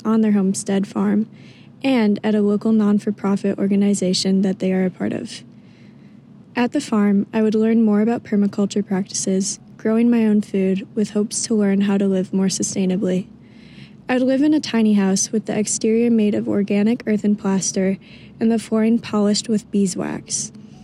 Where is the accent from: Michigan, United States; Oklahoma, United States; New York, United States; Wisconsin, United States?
Michigan, United States; I'm from Michigan